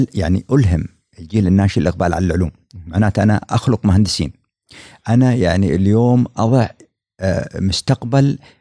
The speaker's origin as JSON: {"language": "Arabic", "country": "United Arab Emirates", "said": "عندنا في الامارات"}